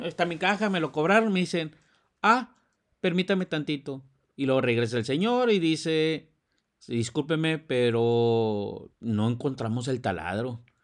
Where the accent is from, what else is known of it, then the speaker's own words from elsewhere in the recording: Monterrey, Nuevo León, Mexico; los que somos de Monterrey